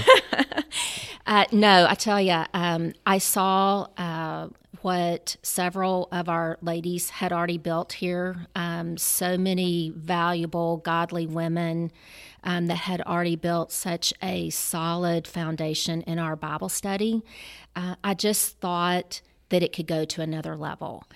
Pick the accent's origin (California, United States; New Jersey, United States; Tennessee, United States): Tennessee, United States; Memphis; I'm a native Memphian, been here all my life